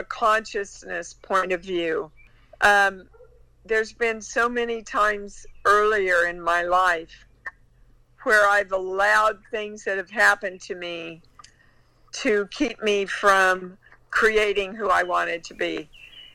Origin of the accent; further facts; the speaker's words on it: Kansas, United States; I was raised in Kansas.